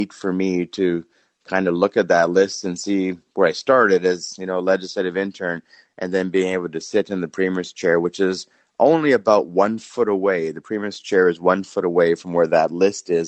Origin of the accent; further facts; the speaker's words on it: Steinbach, Manitoba, Canada; growing up in Steinbach